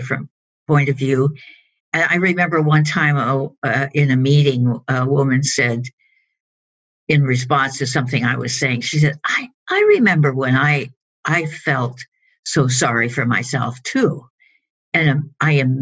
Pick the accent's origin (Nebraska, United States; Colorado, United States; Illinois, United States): Colorado, United States; moved away as an adult; now in Los Angeles, United States; I grew up in Colorado, which is in the Rocky Mountain area. And I came to Los Angeles about 30 years ago